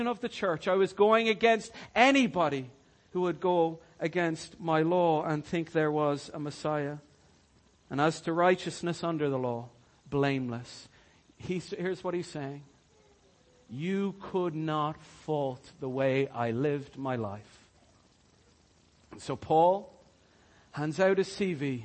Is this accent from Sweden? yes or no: no; Ireland; I'm Irish.